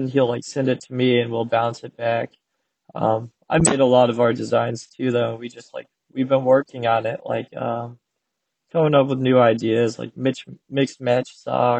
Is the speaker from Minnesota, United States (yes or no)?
no; Grayslake, Illinois, United States; also born or lived in New Mexico; I was born in New Mexico. They got divorced. My mom brought me up to Grays Lake, which is where I lived like most of my childhood, just north of Chicago